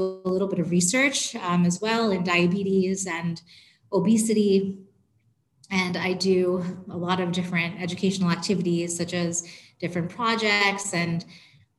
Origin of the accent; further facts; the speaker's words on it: New York, United States; moved away as an adult; now in New Jersey, United States; I'm from New York, born and raised